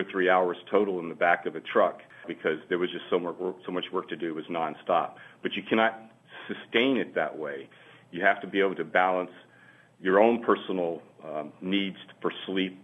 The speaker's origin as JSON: {"language": "English", "region": "Louisiana", "country": "United States", "tie": "born or raised there", "said": "Louisiana is my home. I'm born and raised in Louisiana"}